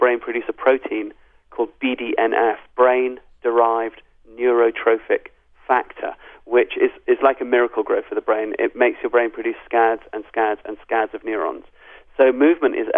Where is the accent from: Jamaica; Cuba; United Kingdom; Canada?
United Kingdom; England; also born or lived in South Africa / Zimbabwe; I'm a white African, even though I was born in England. All my family is from South Africa and Zimbabwe.